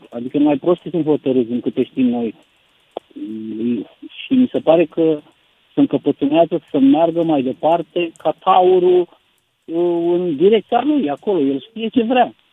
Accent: Eastern Romania, Romania; că și eu sunt venit din Est, mulți au rămas, uh, au rămas încremeniți în lumea aceea

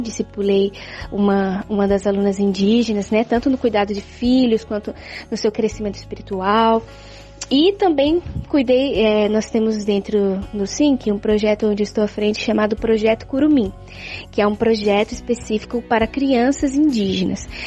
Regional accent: São Paulo, Brazil; Sou de São Paulo

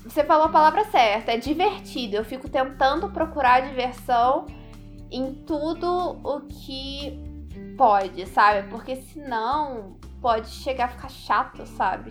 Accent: Minas Gerais, Brazil; now in Canada; eu sou de Minas, mas tô em terras canadenses

